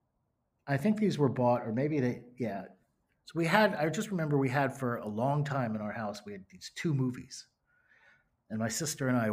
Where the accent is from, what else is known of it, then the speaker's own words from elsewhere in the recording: Closter, New Jersey, United States; I grew up in northern New Jersey, in Bergen County, in a town called Closter